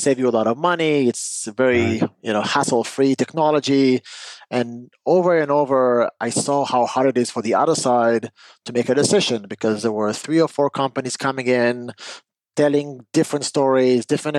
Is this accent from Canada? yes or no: no; Israel; moved away; I'm originally from Israel when I grew up